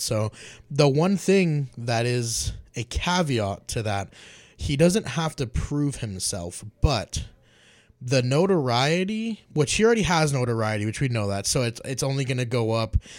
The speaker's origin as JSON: {"language": "English", "town": "Las Vegas", "region": "Nevada", "country": "United States", "said": "I'm actually from Las Vegas"}